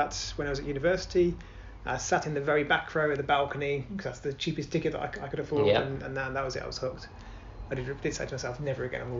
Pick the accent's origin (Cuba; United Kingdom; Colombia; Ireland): United Kingdom; Birmingham, West Midlands; I'm from Birmingham.